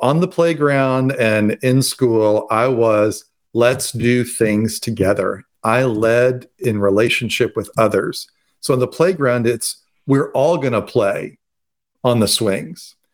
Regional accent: Louisville, Kentucky, United States; also born or lived in Atlanta, Georgia; to go back home and to be with him as he recovers. And the moment I went back to my hometown

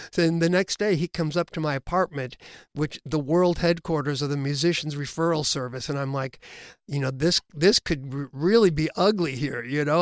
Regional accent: Illinois, United States; we're all from Illinois

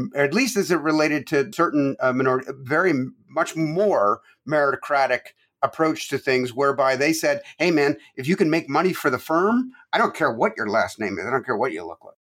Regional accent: Toronto, Ontario, Canada; moved away as an adult; also born or lived in Quebec, Canada; now in United States; I was born in Quebec, Canada and grew up from age nine on in Toronto

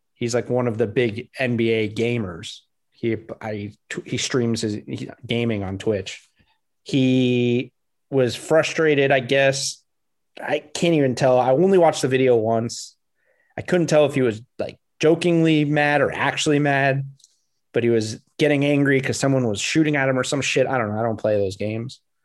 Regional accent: South Florida, United States; growing up in South Florida

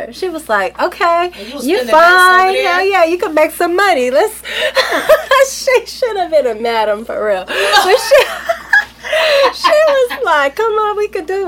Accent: Los Angeles, California, United States; me growing up

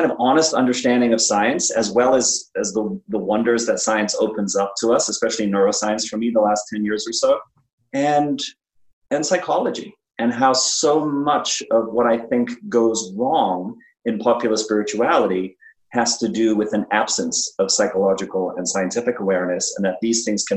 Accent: South Africa; I grew up in South Africa

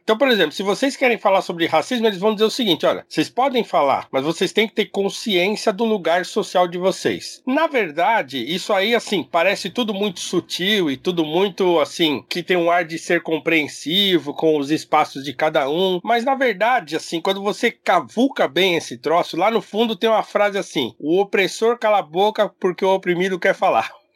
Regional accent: Brazil; nós somos brasileiro

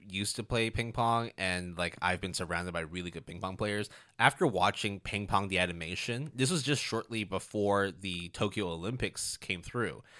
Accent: Hong Kong; growing up in Hong Kong

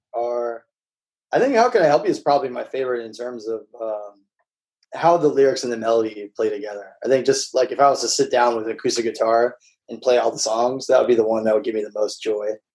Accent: Midwest, United States; moved away; also born or lived in the South (US); I grew up like in the Midwest and and then the South

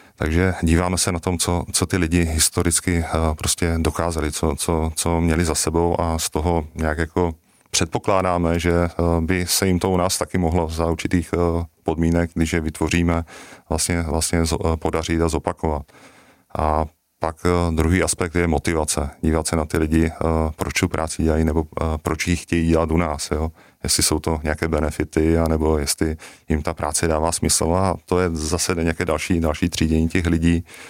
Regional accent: South Moravian Region, Czechia; my jsme totiž z Jižní Moravy

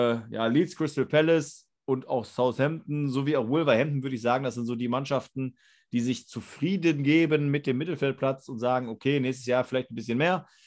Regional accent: Germany; als Deutsche

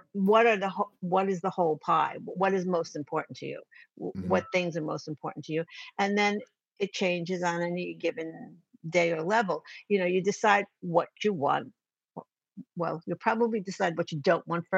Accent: New York, United States; I'm from New York

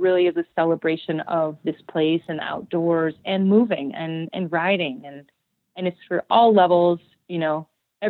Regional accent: Idaho, United States; my hometown

